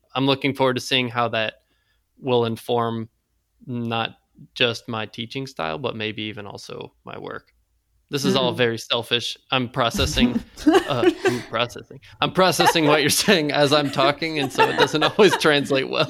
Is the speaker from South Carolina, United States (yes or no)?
yes; South Carolina, United States; I grew up in South Carolina